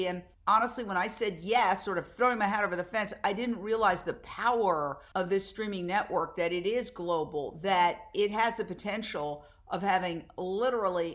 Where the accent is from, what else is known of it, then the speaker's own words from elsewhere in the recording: New York City, New York, United States; moved away as an adult; also born or lived in Fort Myers, Florida / Minneapolis / Philadelphia; I grew up in Midtown Manhattan, right across the street from Carnegie Hall